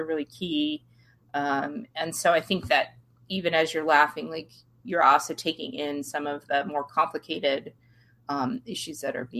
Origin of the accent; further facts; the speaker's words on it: Washington, United States; well, I am from Washington State and we have some of the best wine in the world.